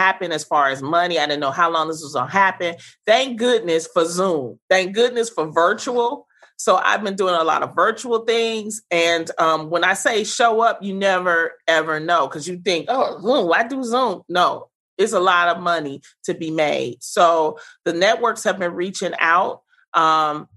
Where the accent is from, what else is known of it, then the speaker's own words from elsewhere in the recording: Detroit, Michigan, United States; I grew up in the Brewster Projects during the 80s, during the crack era